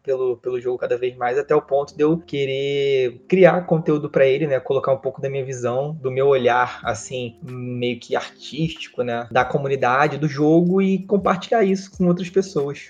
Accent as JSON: {"language": "Portuguese", "region": "Rio de Janeiro", "country": "Brazil", "tie": "born or raised there", "said": "E eu sou criado no Rio de Janeiro, né? Eu nasci na cidade do Rio de Janeiro"}